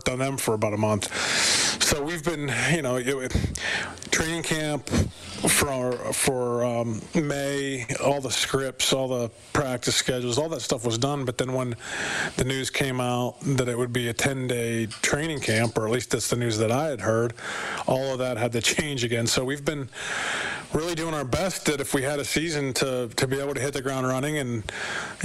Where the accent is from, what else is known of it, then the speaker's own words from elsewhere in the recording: United States; moved away as an adult; also born or lived in Montreal / Toronto; now in Edmonton, Canada; as an American like I have